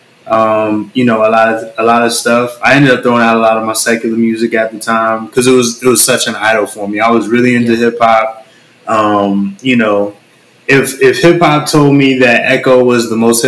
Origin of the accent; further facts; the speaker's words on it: California, United States; moved away as an adult; I was basically born and raised in California